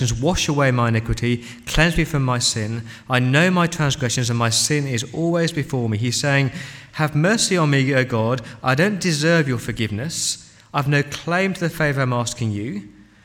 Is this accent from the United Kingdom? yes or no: yes; England, United Kingdom; as an Englishman